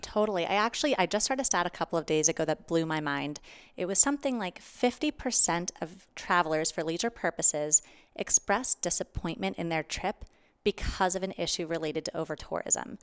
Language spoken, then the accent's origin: English; Pittsburgh, Pennsylvania, United States; moved away; also born or lived in New York; I am originally from Pittsburgh, but I was living in New York